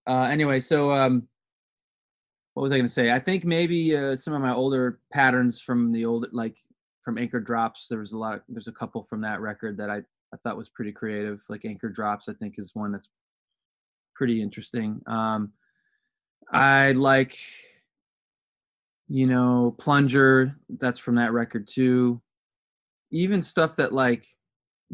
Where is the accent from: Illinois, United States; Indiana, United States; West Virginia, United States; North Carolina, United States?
Illinois, United States; Palatine; moved away as an adult; also born or lived in Elmhurst, Illinois / Chicago, Illinois / Los Angeles, California; now in Nashville, United States; I grew up in Palatine, Illinois, which is like a northwest suburb, in Inverness, which is inside Palatine